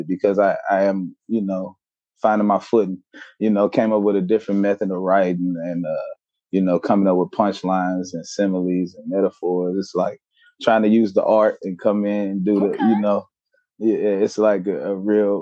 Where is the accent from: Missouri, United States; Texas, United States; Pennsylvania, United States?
Missouri, United States; St. Louis; I'm from St. Louis.